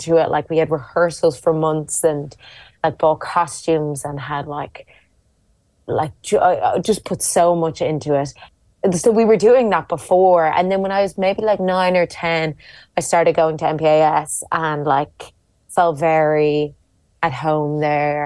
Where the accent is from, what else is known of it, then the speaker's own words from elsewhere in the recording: Dublin, Leinster, Ireland; moved away as an adult; now in London, United Kingdom; I grew up in Dublin